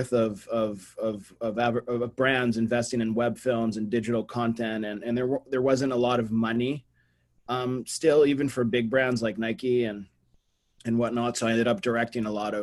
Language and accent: English; Brazil; also born or lived in Boston, United States; I was born in Boston, but at 8, I moved to Brazil. And so in America, I was always, I'm the Brazilian, and in Brazil, I'm the American